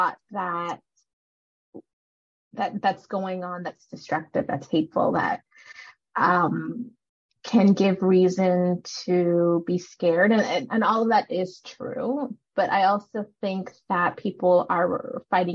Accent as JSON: {"language": "English", "country": "Canada", "tie": "born or raised there", "also_born_or_lived": "Sri Lanka", "said": "I was born in Sri Lanka, and then we moved over to Canada when I was two, and I've been here ever since"}